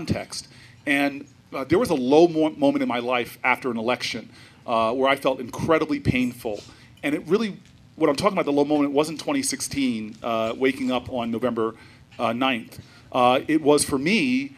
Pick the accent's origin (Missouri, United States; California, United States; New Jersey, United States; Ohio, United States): New Jersey, United States; I'm from Jersey, where we keep it real.